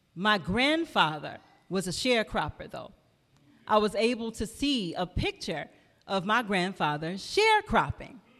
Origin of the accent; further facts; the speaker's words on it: Flint, Michigan, United States; also born or lived in Peoria, Illinois; I come from Flint, Michigan